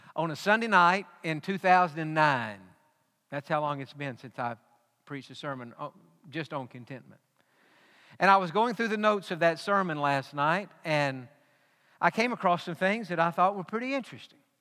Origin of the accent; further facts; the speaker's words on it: East Texas, United States; growing up in East Texas, which in the 80s when we grew up there was the dairy capital